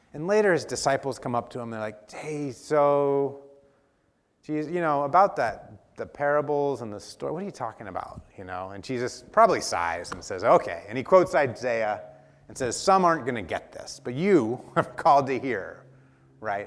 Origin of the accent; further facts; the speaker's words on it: Dallas, Oregon, United States; growing up in Dallas, Oregon